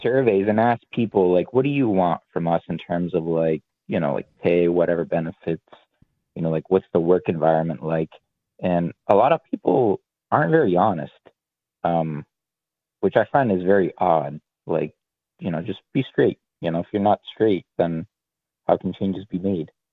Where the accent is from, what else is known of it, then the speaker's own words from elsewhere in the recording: Greece; now in United States; I'm originally not even from the states and I came from Greece